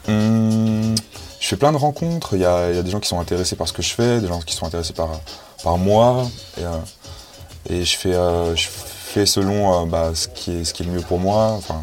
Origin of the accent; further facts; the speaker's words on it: Paris, Île-de-France, France; also born or lived in Saint-Germain-en-Laye; now in Montreuil, France; j'ai grandi à Port de la Chapelle, chez ma mère